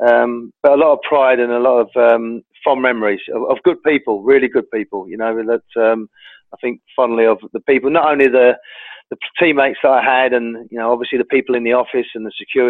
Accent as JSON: {"language": "English", "region": "London", "country": "United Kingdom", "tie": "born or raised there", "also_born_or_lived": "Newcastle", "said": "I'm born and bred in London and London's my place"}